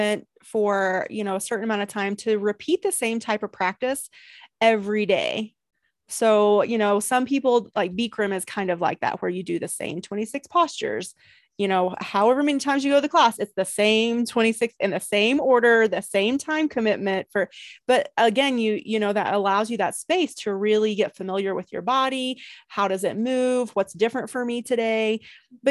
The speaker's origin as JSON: {"language": "English", "region": "East Coast", "country": "United States", "moved": "yes", "lives_now": "California, United States", "said": "I'm from the East Coast too, even though I live in California now."}